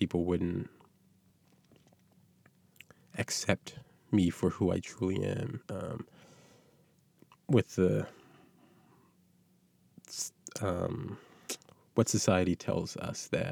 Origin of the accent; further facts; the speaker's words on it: North Preston, Nova Scotia, Canada; I'm from North Preston.